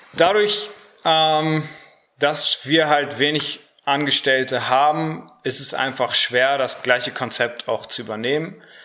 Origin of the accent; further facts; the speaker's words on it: Harsewinkel, North Rhine-Westphalia, Germany; moved away as an adult; now in Cologne, Germany; komme auch aus Hasewinkel